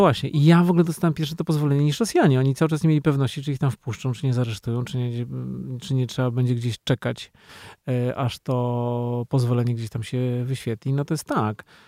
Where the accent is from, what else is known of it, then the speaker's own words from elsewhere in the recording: Poland; jestem z Polski